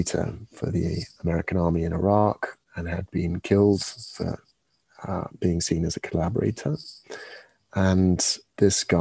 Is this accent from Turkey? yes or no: no; England, United Kingdom; now in France; we're from England